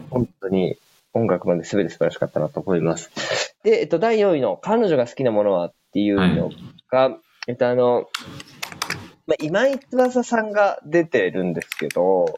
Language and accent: Japanese; Tokyo, Japan; 小峰君も僕もさ、東京の出身でさ